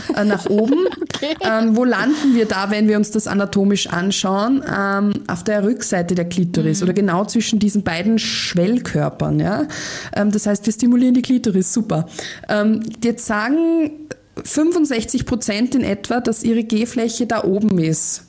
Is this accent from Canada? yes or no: no; Austria; bei uns in Österreich